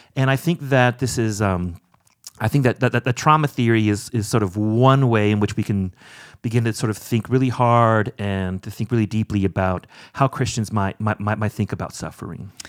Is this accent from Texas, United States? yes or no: no; Orange County, California, United States; moved away as an adult; also born or lived in Evanston, Illinois; now in South Bend, United States; I grew up in Orange County, California